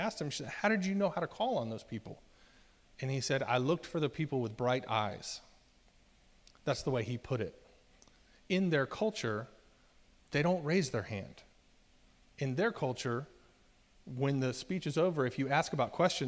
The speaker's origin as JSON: {"language": "English", "town": "Virginia Beach", "region": "Virginia", "country": "United States", "tie": "born or raised there", "said": "I was born in 1976 in Virginia Beach."}